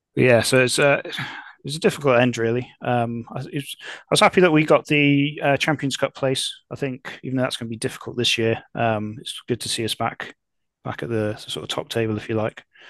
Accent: Telford, West Midlands, United Kingdom; now in Cardiff, United Kingdom; I grew up in Telford, which is in Shropshire.

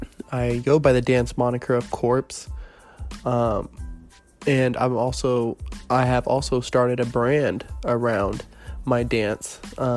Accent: Fairfax, Virginia, United States; born there; also born or lived in North Carolina / California; I was born in Fairfax, Virginia, you know, moved around, landed in North Carolina for some time, pretty much from 2001 all the way up to 2009. In 2009, I moved to California so I could start dancing.

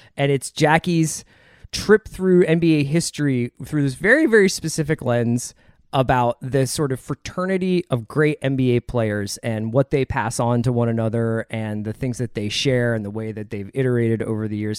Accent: Philadelphia, Pennsylvania, United States; my fandom starts with Barkley as a Philadelphian

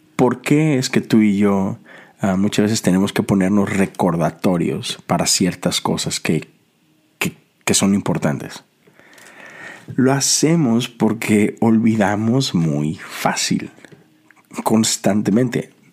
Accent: Mexico; now in United States; en mi país, sobre todo en Monterrey

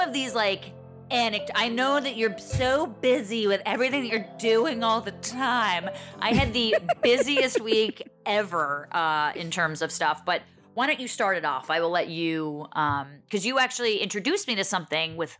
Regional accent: Montclair, New Jersey, United States; I'm from Montclair, New Jersey

